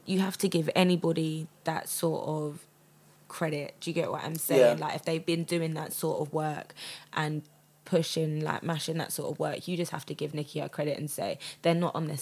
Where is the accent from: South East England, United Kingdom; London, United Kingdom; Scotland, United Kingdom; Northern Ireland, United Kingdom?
London, United Kingdom; Croydon; I'm from Croydon